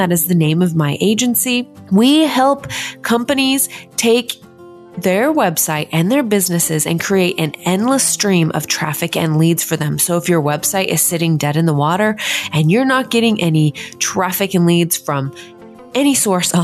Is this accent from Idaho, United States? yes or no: yes; Idaho Falls, Idaho, United States; moved away as an adult; now in Portland, United States; I'm from Idaho Falls, Idaho. I was born and raised there and moved here to Portland 4 years ago.